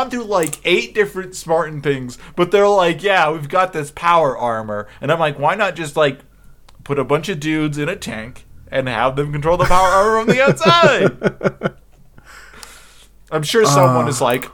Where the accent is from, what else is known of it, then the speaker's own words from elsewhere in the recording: United States; I'm an American